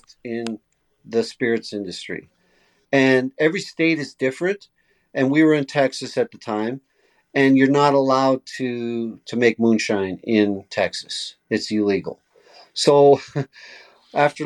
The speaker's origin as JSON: {"language": "English", "country": "Canada", "tie": "born or raised there", "said": "what we grew up on here in Canada"}